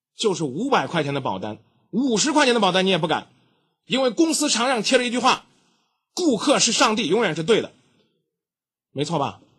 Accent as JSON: {"language": "Chinese", "country": "China", "said": "我们中国人"}